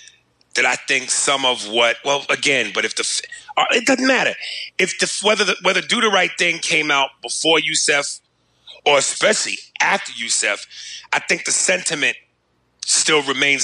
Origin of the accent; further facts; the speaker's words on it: United States; moved away; also born or lived in New Jersey; this is what I did love about growing up in New York and New Jersey